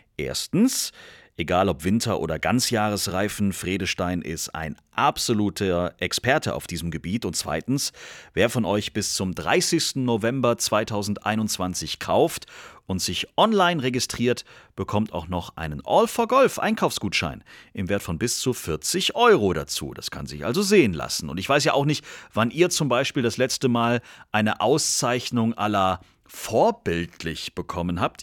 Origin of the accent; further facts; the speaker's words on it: Germany; als Deutsche